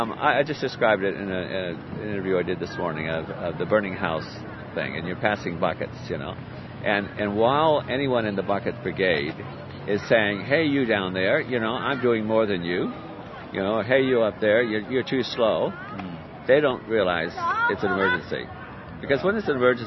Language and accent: English; New York, United States; also born or lived in California; now in Australia; I was born in New York, so the accent's a bit stronger there, and maybe even a little bit Canadian.